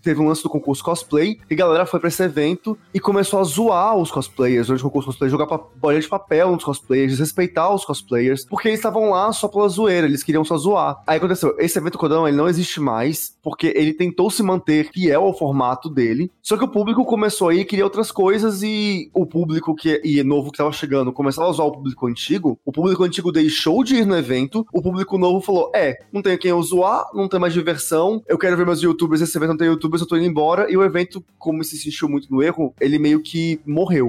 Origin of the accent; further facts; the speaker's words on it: Brasília, Federal District, Brazil; now in São Paulo, Brazil; Lá em Brasília, que é a minha cidade, de onde eu vim